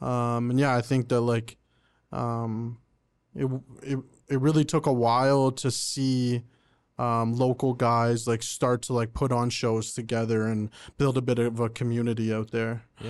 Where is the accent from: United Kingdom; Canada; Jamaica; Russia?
Canada; Oshawa, Ontario; also born or lived in Pickering, Canada; now in Ajax, Canada; I was born and raised in Oshawa. I lived there pretty much my whole life. Until pretty much when my girlfriend got pregnant, and we moved out, just the three of like me and her, and we moved to Pickering at first, and now we're in Ajax now